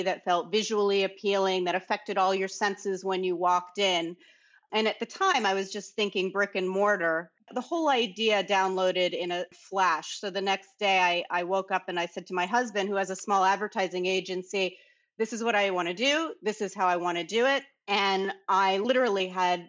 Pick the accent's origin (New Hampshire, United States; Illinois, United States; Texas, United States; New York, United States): New York, United States; New York City; also born or lived in Bahamas; I grew up born and raised in New York City